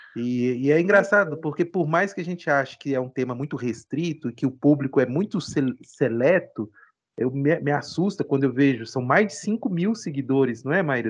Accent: Ouro Preto, Minas Gerais, Brazil; eu sou ouro pretano, eu nasci em Ouro Preto, estudei direito aqui

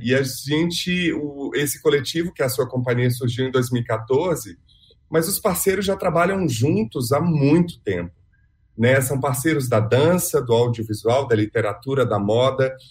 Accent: Belo Horizonte, Minas Gerais, Brazil; moved away as an adult; also born or lived in Rio de Janeiro; now in São Paulo, Brazil; Eu nasci em Belo Horizonte, vim para São Paulo há 15 anos, já morei no Rio

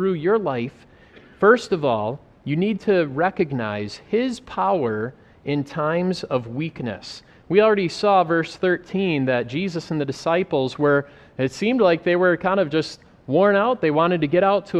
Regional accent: United States; moved away as an adult; also born or lived in Africa; growing up in America

